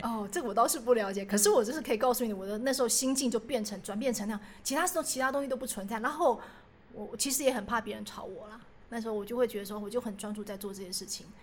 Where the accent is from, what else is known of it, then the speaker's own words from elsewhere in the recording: Taiwan; 可能因为我以前也是在眷村长大的，可是我们不是日式的眷村啊